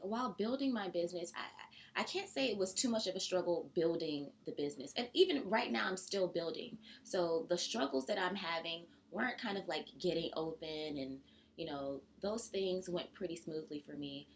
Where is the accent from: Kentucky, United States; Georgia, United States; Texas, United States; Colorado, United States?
Georgia, United States; now in New York, United States; I'm from Georgia